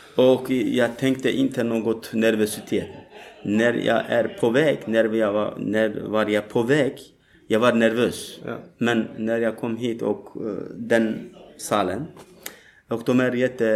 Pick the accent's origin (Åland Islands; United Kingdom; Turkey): Turkey; Swedish is a second language; moved away as an adult; now in Malmö, Sweden; jag kommer från Turkiet eh, för eh, snart tre år sedan. Jag var tvungen att fly ur mitt hemland